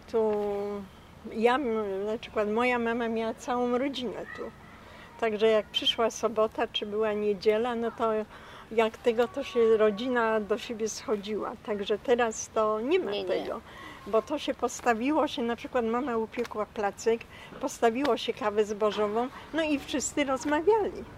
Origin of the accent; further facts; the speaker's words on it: Poland; moved away as an adult; ja się urodziłam tutaj w 1944 roku na ulicy Mariackiej pod numerem 32. Mieszkałam tu do roku 90. I tu spędziłam całe moje dzieciństwo.